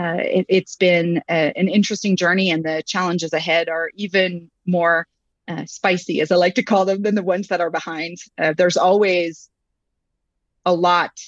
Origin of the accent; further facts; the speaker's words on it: Montreal, Quebec, Canada; moved away as an adult; now in United States; I started out in Montreal, Quebec, and I was actually a management consultant first. Yes, I am French Canadian as a background, but I've been in the US for about 15 years